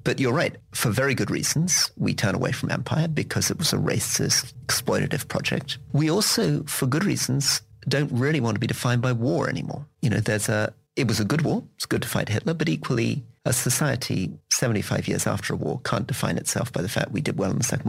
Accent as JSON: {"language": "English", "country": "United Kingdom", "said": "And so it's funny being British"}